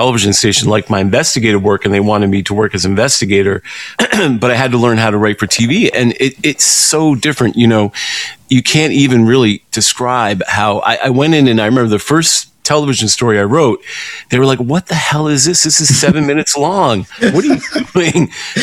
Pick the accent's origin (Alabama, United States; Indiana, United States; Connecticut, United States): Connecticut, United States; Greenwich; I grew up in Greenwich, Connecticut